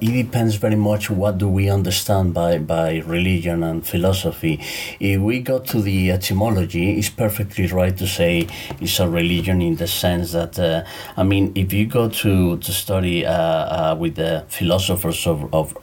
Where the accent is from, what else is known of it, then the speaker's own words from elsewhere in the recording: Mexico; moved away as an adult; also born or lived in Cambridge, United Kingdom / Mexico City; now in Valencia, Spain; I'm originally from Mexico, but I moved from Mexico in 2004 and lived in the UK in Cambridge around 11 years